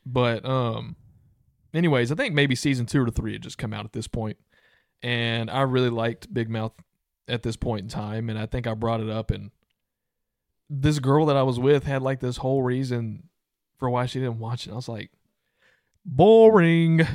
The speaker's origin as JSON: {"language": "English", "country": "United States", "also_born_or_lived": "Louisiana", "said": "I'm from Texas slash Louisiana"}